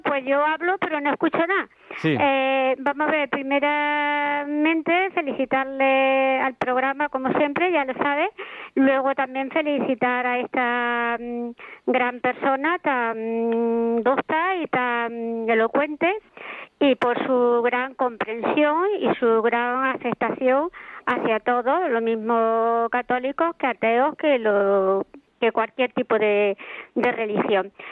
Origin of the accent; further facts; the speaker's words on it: Andalusia, Spain; como buena andaluza